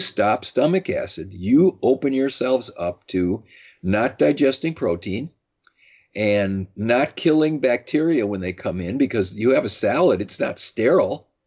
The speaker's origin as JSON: {"language": "English", "town": "Madison", "region": "Wisconsin", "country": "United States", "tie": "born or raised there", "said": "I grew up in Madison, Wisconsin"}